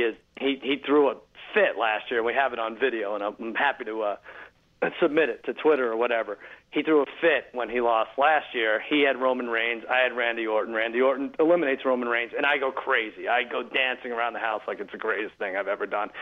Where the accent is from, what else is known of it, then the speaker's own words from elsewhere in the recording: Long Island, New York, United States; I grew up in Long Island